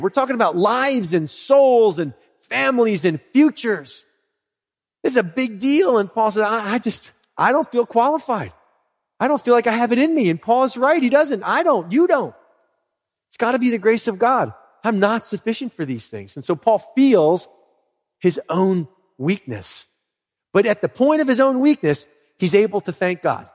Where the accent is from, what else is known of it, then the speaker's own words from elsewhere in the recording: Philadelphia, Pennsylvania, United States; I'm from Philly